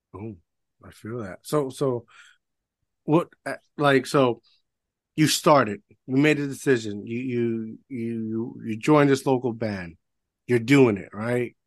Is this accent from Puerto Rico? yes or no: yes; Puerto Rico; I grew up in Puerto Rico